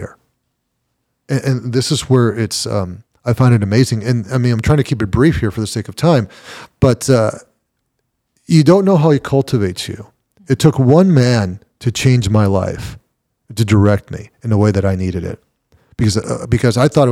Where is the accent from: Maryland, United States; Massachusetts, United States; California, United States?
California, United States; English is a second language; moved away as an adult; I'm a kid from Cali. I'm a kid from the border